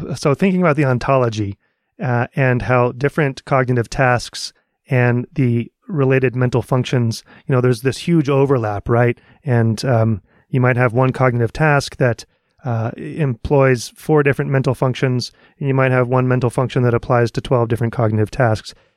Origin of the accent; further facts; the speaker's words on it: Dallas, Texas, United States; I'm from the Dallas area.